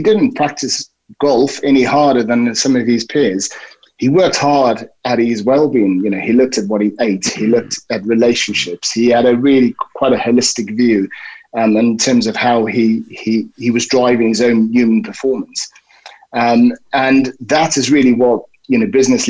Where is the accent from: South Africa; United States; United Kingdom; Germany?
South Africa; moved away; I grew up in South Africa